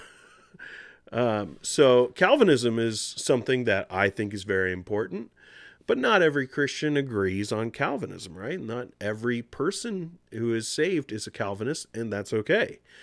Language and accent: English; United States; I'm a U S citizen. I was born in the United States.